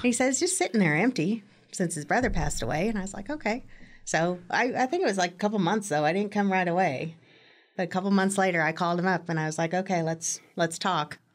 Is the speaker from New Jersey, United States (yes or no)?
no; Manhattan, Kansas, United States; moved away as an adult; I grew up in Manhattan